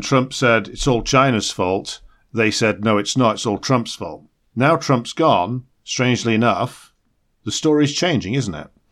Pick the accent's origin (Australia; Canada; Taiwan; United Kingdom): United Kingdom